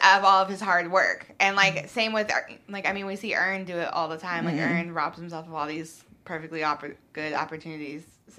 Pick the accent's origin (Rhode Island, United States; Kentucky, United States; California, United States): Kentucky, United States; Louisville; moved away; also born or lived in Atlanta; I'm from Louisville, but went to school in Atlanta too.